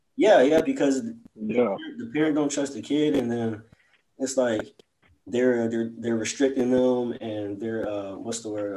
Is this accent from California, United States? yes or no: no; College Station, Texas, United States; growing up in College Station